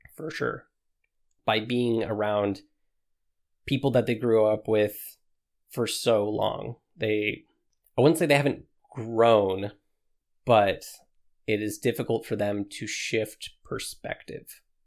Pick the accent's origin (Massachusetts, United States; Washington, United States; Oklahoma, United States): Washington, United States; moved away as an adult; I grew up in Washington all of my life.